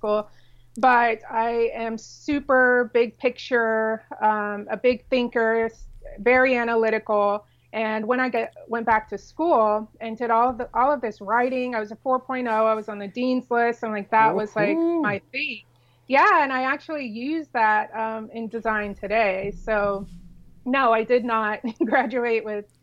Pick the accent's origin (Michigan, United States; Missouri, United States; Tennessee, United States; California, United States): California, United States; San Diego; also born or lived in South Florida; now in Dallas-Fort Worth, United States; we were raised in San Diego